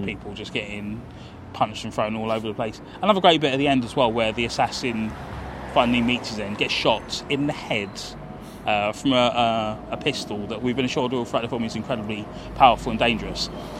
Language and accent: English; London, United Kingdom; And it's odd because, like, growing up in South